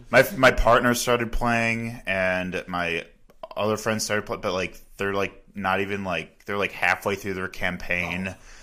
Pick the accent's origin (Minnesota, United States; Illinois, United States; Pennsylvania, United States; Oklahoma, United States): Illinois, United States; Chicago area; now in Milwaukee, United States; I'm from the Chicago area, and I knew nobody when I first got here, too.